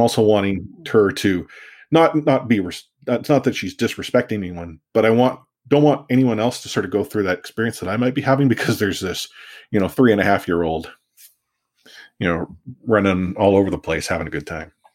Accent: Vancouver, British Columbia, Canada; I grew up in Vancouver and my sport was soccer

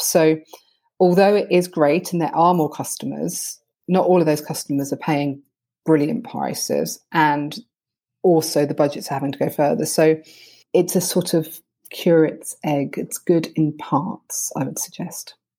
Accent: United Kingdom; I'm very British about these things

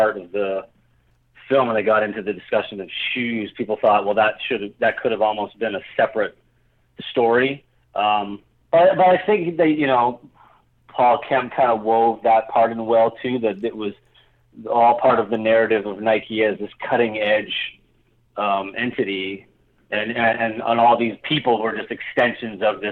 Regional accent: Hamilton, Ontario, Canada; I grew up in Hamilton

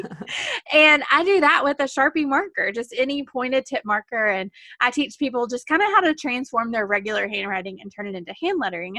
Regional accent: the South, United States; I'm from the South. I'm sure you can hear

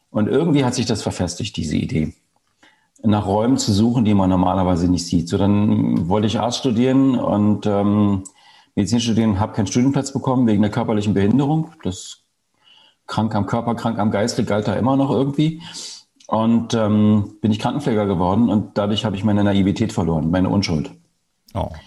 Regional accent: East Germany, Germany; Ich bin im Osten Deutschlands groß geworden.

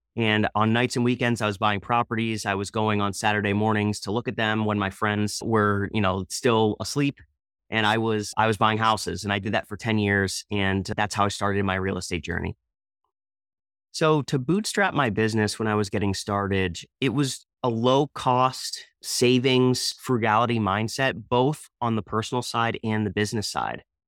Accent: Easton, Pennsylvania, United States; I'm from the Easton, Pennsylvania area

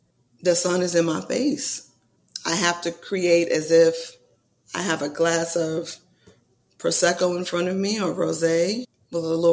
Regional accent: California, United States; me being a California girl

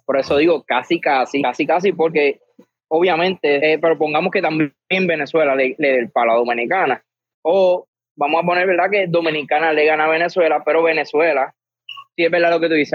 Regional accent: Puerto Rico; Soy puertorriqueño

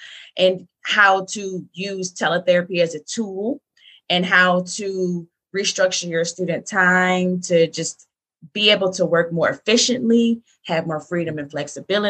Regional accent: Detroit, Michigan, United States; moved away as an adult; now in Charlotte, United States; I am from Detroit. I live in Charlotte, North Carolina right now

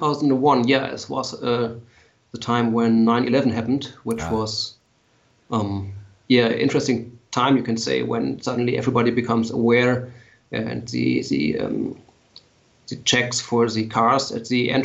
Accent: Lower Saxony, Germany; English is a second language; Yes, a small town near Hanover on a farm. My parents still live on the farm, and I have my workshop on the farm, but I live in the city now.

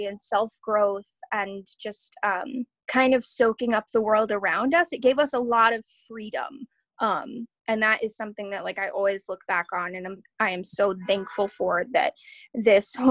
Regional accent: Camano Island, Washington, United States; I grew up on Camano Island, which is an island that's part of the San Juans in Washington State

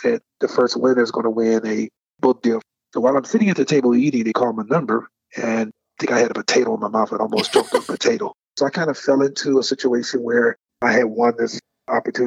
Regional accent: Detroit, Michigan, United States; my personal life growing up in Detroit, Michigan during the 80s

